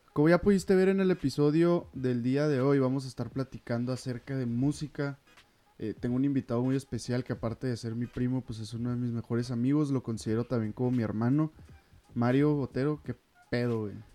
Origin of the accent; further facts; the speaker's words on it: Ciudad Juárez, Chihuahua, Mexico; somos de Ciudad Juárez, Chihuahua, que es donde vivimos